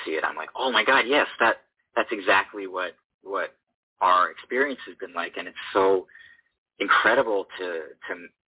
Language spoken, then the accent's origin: English; Boston, Massachusetts, United States; moved away as an adult; now in Los Angeles, United States; We're from the Boston area